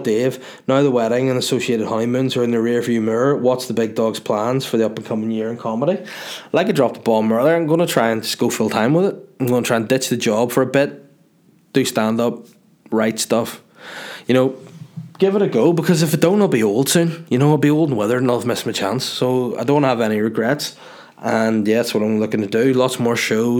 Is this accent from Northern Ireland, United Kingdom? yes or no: yes; Northern Ireland, United Kingdom; accent: Northern Irish